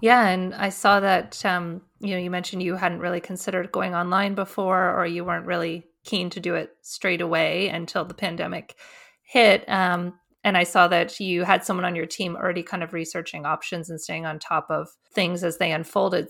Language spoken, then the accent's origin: English; Canada; also born or lived in Australia; as a Canadian